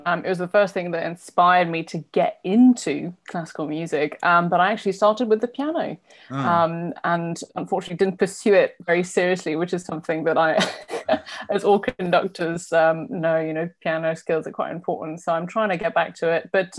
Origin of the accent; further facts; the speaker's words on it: London, United Kingdom; also born or lived in south of France; So I was born in London, but spent a couple of years in the south of France, where there was kind of, you know, in the rural local school, so there was really no music at all. And then I went to, when we eventually moved back to London